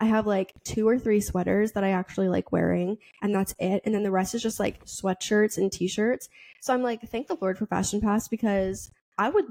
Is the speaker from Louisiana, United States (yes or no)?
no; Boston, Massachusetts, United States; I'm from Boston